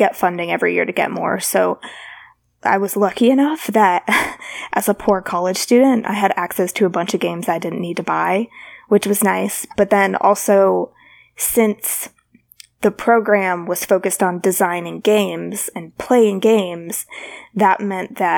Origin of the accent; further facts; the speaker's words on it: Alabama, United States; I'm from Alabama.